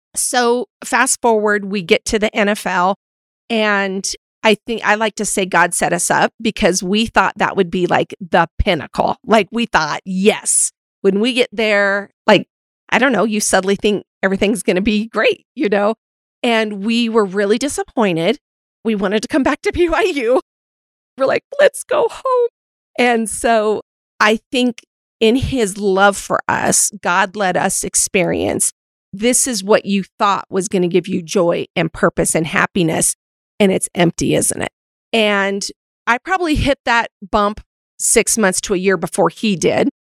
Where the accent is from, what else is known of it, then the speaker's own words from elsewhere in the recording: Montana, United States; moved away; also born or lived in Utah; growing up in Montana and then living in Utah for six years, I'm obviously more rooted historically in a Western culture.